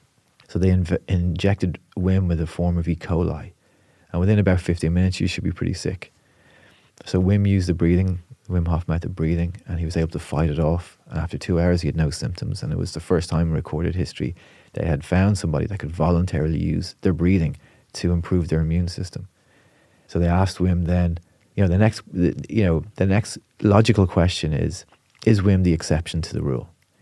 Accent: Portmarnock, Leinster, Ireland; But I'm from Portmarnock, you know, so as a teenager, we'd be jumping in the sea.

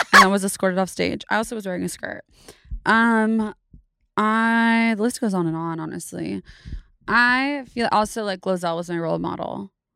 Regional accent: Davis, California, United States; also born or lived in Sacramento, California / San Francisco, California; Grew up in Davis, California

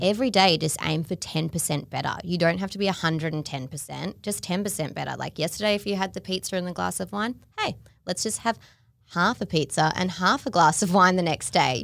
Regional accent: Melbourne, Victoria, Australia; I grew up in Melbourne

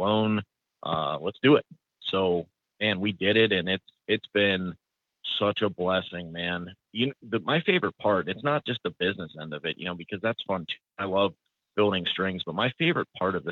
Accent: Youngstown, Ohio, United States; I'm from Youngstown, Ohio. Born and raised in Northeast Ohio. I actually bought a house a quarter mile where I grew up

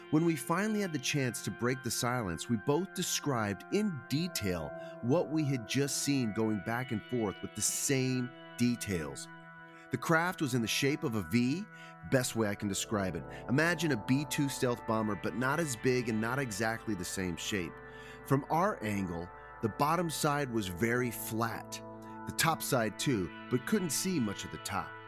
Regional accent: Arizona, United States; With one of the most famous UFO cases, the Phoenix Lights, being here in my home state, we thought we could have seen something beyond our comprehension.

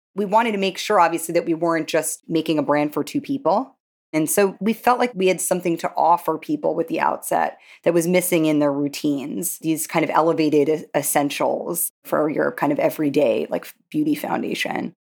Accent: New York, United States; growing up in Manhattan

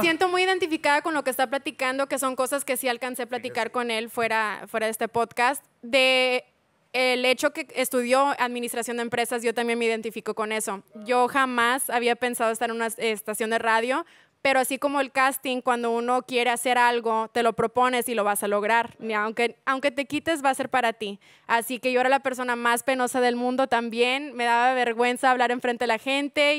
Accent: Laredo, Texas, United States; moved away as an adult; now in Houston, United States; Del área De Laredo, Texas, y ya tengo un mes y cacho en ah. Houston, Texas

